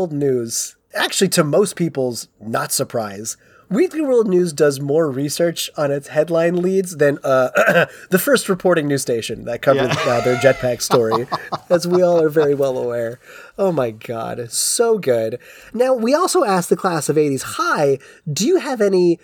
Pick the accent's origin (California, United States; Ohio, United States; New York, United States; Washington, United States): Ohio, United States; I'm not native, but I did grow up there